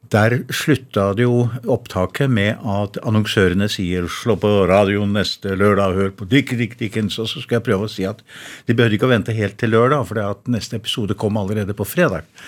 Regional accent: Verdal, Trøndelag, Norway; accent: Innherred dialect (Trøndelag); moved away; Jeg er jo fra Verdalen da, og snakker kav-Innherredsdialekt

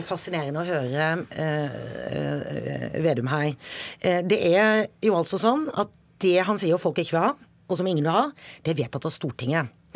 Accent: Sørlandet, Norway; now in Bergen, Norway; Jeg vokste opp eh, på Sørlandet. Jeg kjenner Sørlandet

